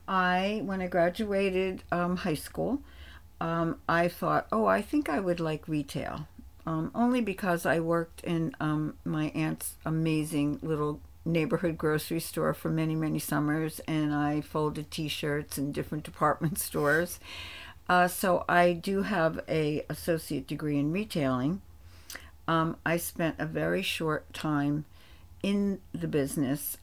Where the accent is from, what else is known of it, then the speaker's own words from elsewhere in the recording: East Rutherford, New Jersey, United States; I grew up in East Rutherford, New Jersey, a small Italian neighborhood